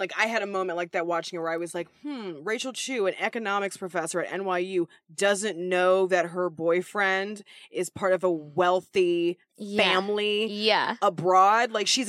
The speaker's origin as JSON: {"language": "English", "town": "Los Angeles", "region": "California", "country": "United States", "tie": "born or raised there", "said": "growing up in Los Angeles, California"}